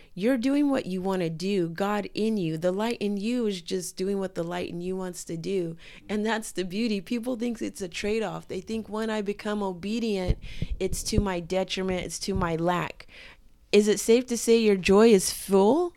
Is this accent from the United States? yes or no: yes; Southern California, United States; I'm also from SoCal, which is a culture